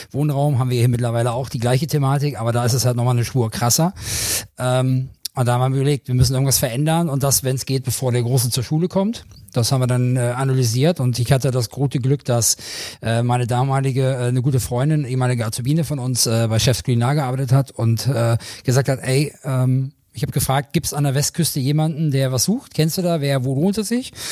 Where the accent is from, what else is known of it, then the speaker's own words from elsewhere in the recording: Göttingen, Lower Saxony, Germany; born there; Ich {S0} bin gebürtiger Südniedersachse also Raum Göttingen unten, da komme ich her gebürtig.